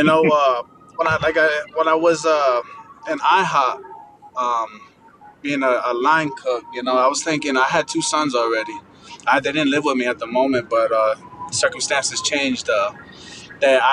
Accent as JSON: {"language": "English", "region": "New Jersey", "country": "United States", "moved": "yes", "lives_now": "Miami, United States", "said": "I'm Colombian Sicilian from New Jersey"}